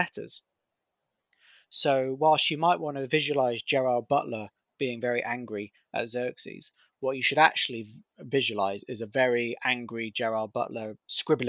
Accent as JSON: {"language": "English", "country": "United Kingdom", "said": "I'm a Brit"}